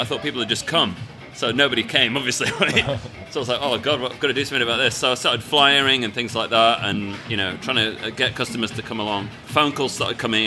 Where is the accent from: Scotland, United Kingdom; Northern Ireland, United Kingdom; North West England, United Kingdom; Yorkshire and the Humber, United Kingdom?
Yorkshire and the Humber, United Kingdom; Sheffield; moved away as an adult; also born or lived in Leeds; now in Japan; there was a dojo in my hometown that actually did it